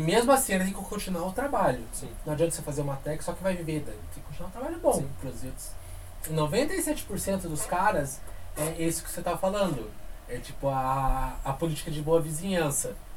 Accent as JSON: {"language": "Portuguese", "town": "Curitiba", "region": "Paraná", "country": "Brazil", "said": "a gente é daqui de Curitiba"}